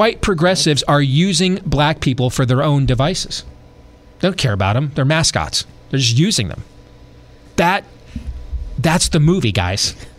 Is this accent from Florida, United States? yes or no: no; Michigan, United States; Even though I'm from Michigan, but I like that saying.